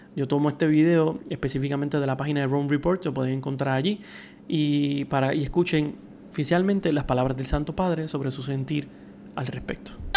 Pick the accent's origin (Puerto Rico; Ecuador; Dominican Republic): Puerto Rico; yo soy puertorriqueño